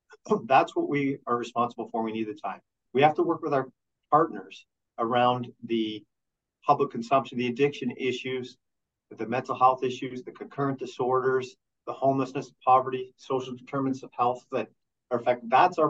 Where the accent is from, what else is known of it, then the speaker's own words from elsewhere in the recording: Peterborough, Ontario, Canada; I came from Peterborough.